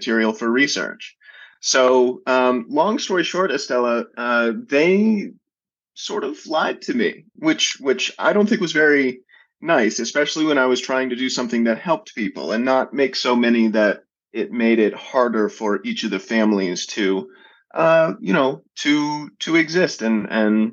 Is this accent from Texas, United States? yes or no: no; Atlanta, Georgia, United States; born or raised there